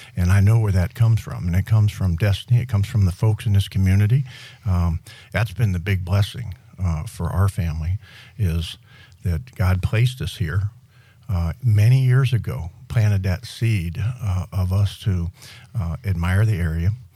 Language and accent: English; Western Pennsylvania, United States; moved away as an adult; now in Miramar Beach, United States; when I came out of high school in, from Western Pennsylvania